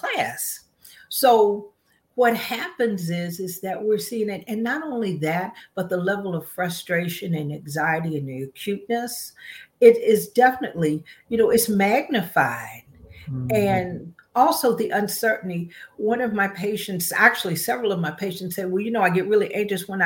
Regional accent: West Virginia, United States; I'm from West Virginia, so I'm a storyteller.

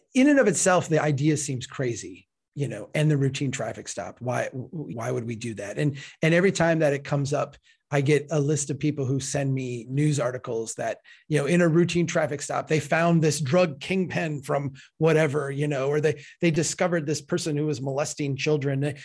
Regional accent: Minnesota, United States; Falcon Heights, Minnesota, my home state

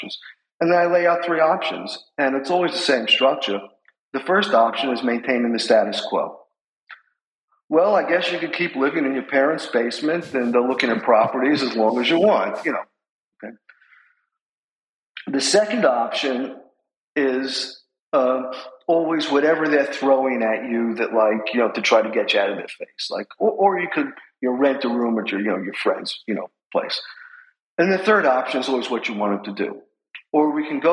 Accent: New York City, New York, United States; moved away as an adult; now in Manhattan Beach, United States; As you can tell from my accent, I'm from New York City

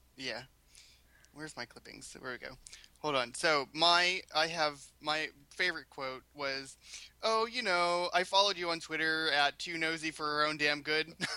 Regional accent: Pittsburgh, Pennsylvania, United States; moved away as an adult; now in Boston, United States; I'm originally from Pittsburgh, Pennsylvania.

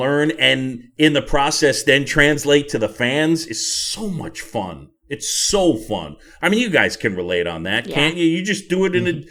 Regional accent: New York City, New York, United States; my buddy Tim Sheehy, we grew up together on Roosevelt Island

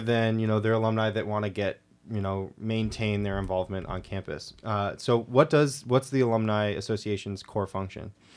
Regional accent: Granby, Connecticut, United States; I'm from, like, a smaller town in Connecticut

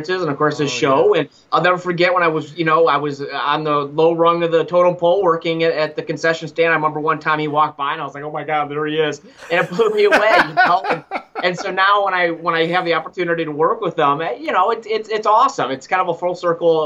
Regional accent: Cleveland, Ohio, United States; moved away as an adult; also born or lived in Tampa, Florida; now in Montana, United States; I grew up in Cleveland, Ohio. I'm a Cleveland boy

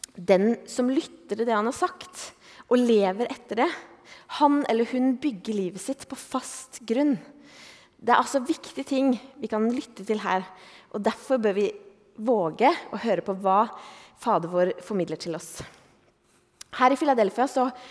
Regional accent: Eastern Norway, Norway; moved away as an adult; also born or lived in Oslo; now in Bergen, Norway; jeg er jo østlending

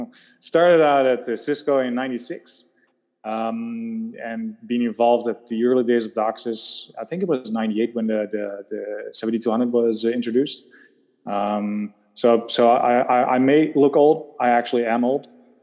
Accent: Netherlands; moved away as an adult; now in Belgium; I'm a Dutch guy living in Belgium, actually north of Antwerp. So my kids are, I've been living here for 20 years. My kids are actually, they're Belgian.

